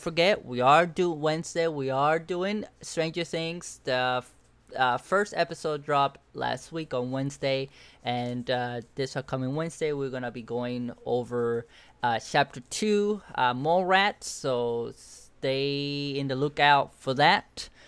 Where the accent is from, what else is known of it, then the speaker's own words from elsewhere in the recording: Cuba; moved away; I grew up in Cuba